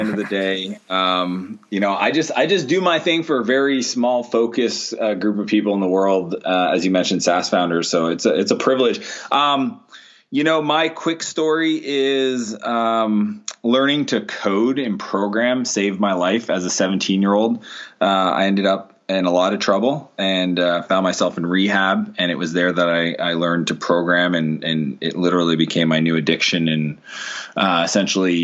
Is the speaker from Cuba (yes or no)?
no; Canada; also born or lived in San Diego; I spend the winters in San Diego, and I'm Canadian